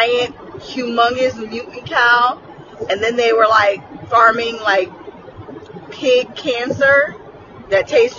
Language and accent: English; United States; I am American